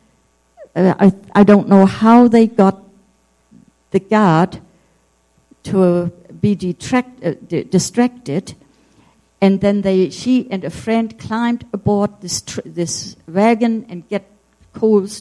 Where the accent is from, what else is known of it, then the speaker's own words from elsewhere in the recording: Heide, Schleswig-Holstein, Germany; moved away; also born or lived in Berlin; that's my hometown. This is almost still the way it is now. Yes. Uh-huh. This is Heide.